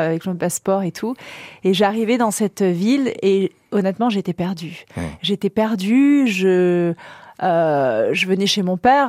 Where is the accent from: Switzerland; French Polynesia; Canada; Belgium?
French Polynesia; moved away as an adult; now in Paris, France; Je suis née, j'ai grandi en Polynésie, à Tahiti